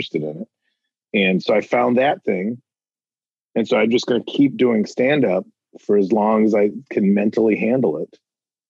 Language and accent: English; Chicago suburbs, Illinois, United States; everybody thinks I'm from Chicago. I never lived in the city. I'm like, what part of Chicago? I'm always like, the part where the tornadoes start. That's the part of Chicago I'm from